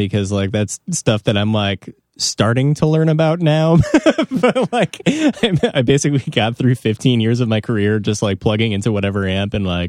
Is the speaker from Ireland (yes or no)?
no; Evanston, Illinois, United States; I grew up in Evanston, which is like on the border of Chicago.